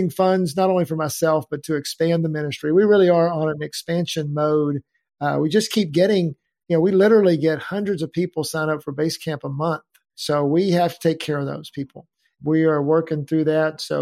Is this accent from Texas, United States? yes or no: yes; Denton, Texas, United States; iconic building uh, in downtown Denton.